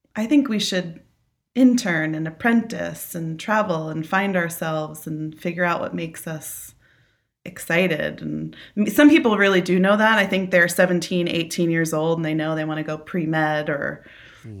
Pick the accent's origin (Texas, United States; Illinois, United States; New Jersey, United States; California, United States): New Jersey, United States; I'm from New Jersey. I'm a Jersey girl, born and raised through and through, uh, New Jersey